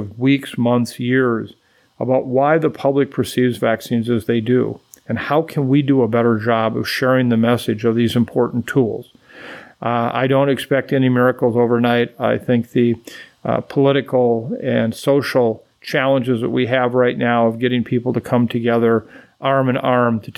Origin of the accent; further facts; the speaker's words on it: Waukon, Iowa, United States; my hometown of Waukon, Iowa